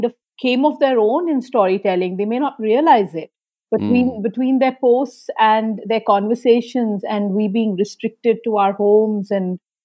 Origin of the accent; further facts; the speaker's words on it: Kolkata, West Bengal, India; growing up in Calcutta